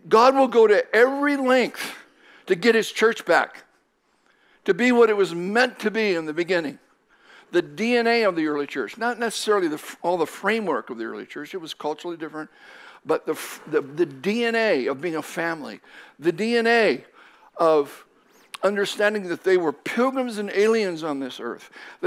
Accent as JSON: {"language": "English", "country": "Japan", "tie": "born or raised there", "also_born_or_lived": "Southern Oregon", "moved": "as an adult", "lives_now": "United States", "said": "I was born and raised in Japan. Spent 18 years there."}